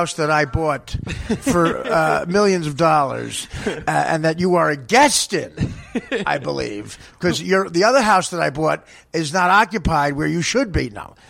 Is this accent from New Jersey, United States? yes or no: yes; New Jersey, United States; I turned 12 in 1979. So my preteens were the 70s.